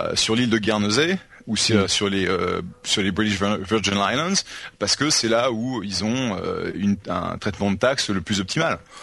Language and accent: French; United States; now in France; je suis américain